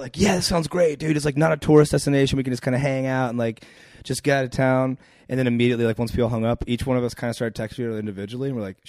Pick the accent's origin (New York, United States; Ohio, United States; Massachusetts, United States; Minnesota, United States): Ohio, United States; Akron; Ohio, Akron.